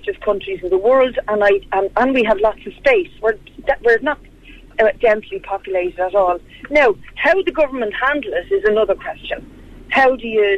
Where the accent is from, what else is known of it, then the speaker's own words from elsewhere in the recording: Ireland; There's been exodus, I think, about three times in my 66 years from this country. In the 80s, I was one of those who exited to get work abroad. And it's such a feature of being Irish